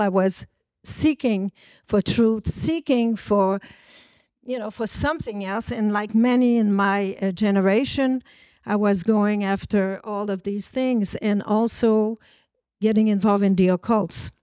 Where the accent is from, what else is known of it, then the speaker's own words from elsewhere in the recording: Montreal, Quebec, Canada; I was born in Montreal, about three hundred and seventy miles from New York, from a French Canadian family.